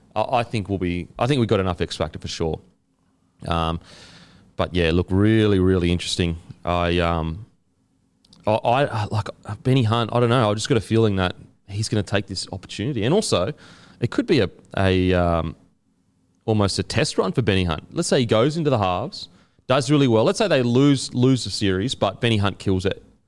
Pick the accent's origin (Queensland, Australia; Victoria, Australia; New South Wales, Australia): Queensland, Australia; as a Queenslander